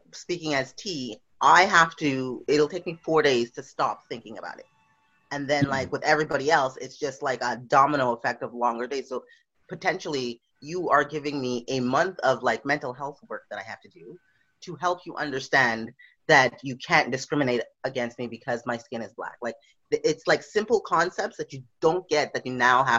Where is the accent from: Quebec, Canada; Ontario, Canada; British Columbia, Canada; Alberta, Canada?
Quebec, Canada; Montreal; moved away as an adult; also born or lived in Trinidad (parents); now in Victoria, Canada; I live and I come from Montreal, Quebec